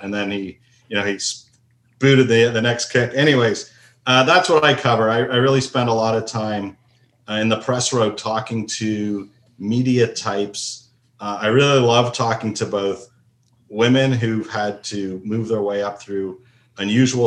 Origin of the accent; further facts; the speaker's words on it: Toronto, Ontario, Canada; also born or lived in United States; now in Seattle, United States; I grew up in Toronto